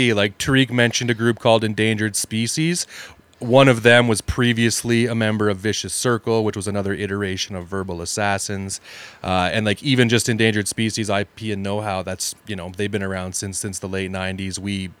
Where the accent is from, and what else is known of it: Calgary, Alberta, Canada; born or raised there